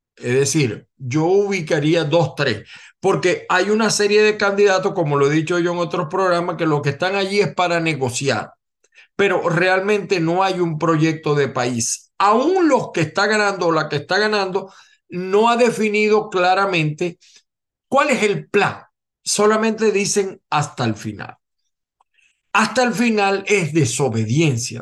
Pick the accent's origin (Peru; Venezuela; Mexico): Venezuela; como muchos venezolanos